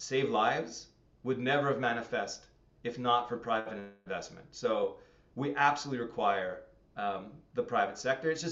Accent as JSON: {"language": "English", "town": "Montreal", "region": "Quebec", "country": "Canada", "tie": "born or raised there", "moved": "as an adult", "lives_now": "Hamilton, Canada", "said": "Growing up in Montreal, very, very insular community."}